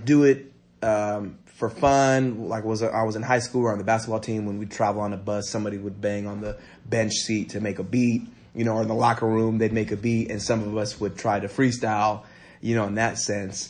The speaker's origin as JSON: {"language": "English", "town": "San Jose", "region": "California", "country": "United States", "tie": "born or raised there", "said": "I grew up in South San Jose and Almaden"}